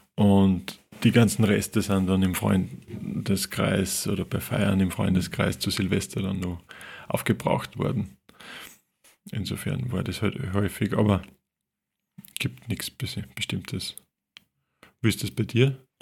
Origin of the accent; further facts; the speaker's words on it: Linz, Upper Austria, Austria; über Linz, über meine Stadt, meine Heimatstadt.